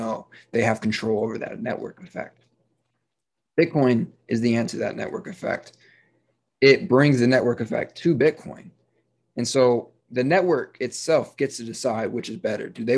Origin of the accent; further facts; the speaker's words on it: United States; I am an American